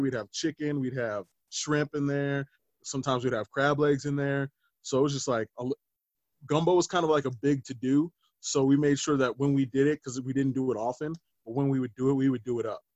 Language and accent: English; Littleton, United States; I grew up in Littleton, which is ma- majority white.